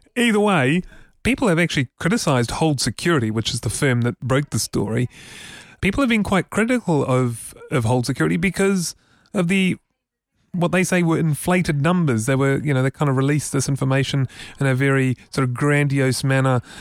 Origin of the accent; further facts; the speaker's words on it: Auckland, New Zealand; when I was a little boy growing up in Auckland